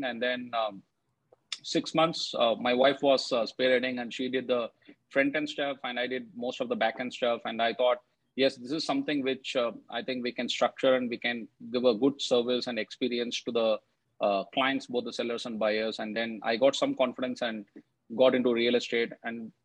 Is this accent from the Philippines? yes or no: no; Bengaluru, Karnataka, India; back in my city, I come from Bengaluru, the IT capital of India.